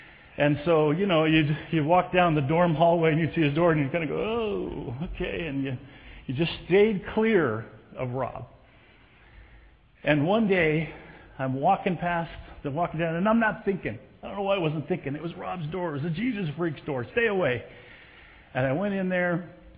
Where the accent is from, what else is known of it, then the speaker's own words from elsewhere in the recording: Southern California, United States; I was born and raised in Southern California.